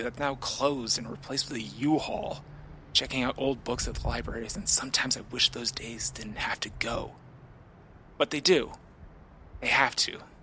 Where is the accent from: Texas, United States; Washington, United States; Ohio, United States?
Ohio, United States; Cuyahoga Falls; moved away; my hometown of Cuyahoga Falls in Ohio